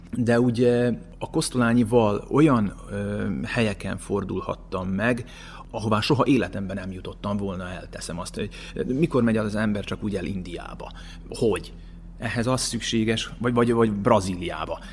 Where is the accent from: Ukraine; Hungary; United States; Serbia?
Serbia; as a Hungarian, Vojvodina; also born or lived in Subotica, Serbia; now in Novi Sad, Serbia; nem véletlenül születtem ide magyarként, nekem valami dolgom van itt